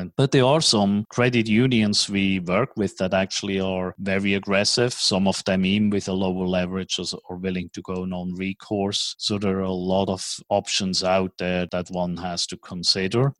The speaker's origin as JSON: {"language": "English", "country": "Switzerland", "tie": "born or raised there", "also_born_or_lived": "New York / Tokyo / Hong Kong", "accent": "Swiss", "moved": "as an adult", "lives_now": "Dallas, United States", "said": "my strange accent is from Switzerland. So even though I have been living in Dallas and operating out of Dallas as a hub for the United States, I was born in Switzerland, grew up in Switzerland"}